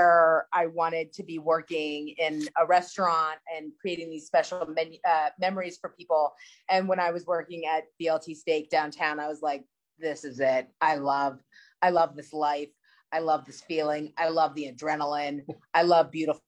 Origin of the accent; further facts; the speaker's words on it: Silver Spring, Maryland, United States; I was born and raised in Silver Spring